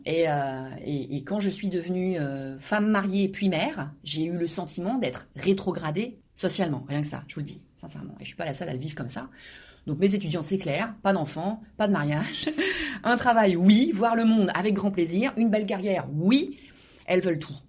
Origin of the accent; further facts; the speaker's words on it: Normandy, France; moved away as an adult; now in South Korea; je suis normande, très fière de l'être, très fière de mes origines, très fière de, mon pays de, naissance